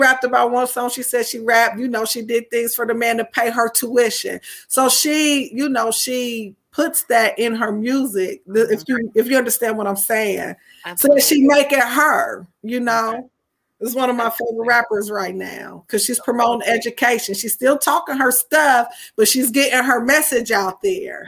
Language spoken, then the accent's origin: English; Anderson, Indiana, United States; I am from Indiana, specifically Anderson, Indiana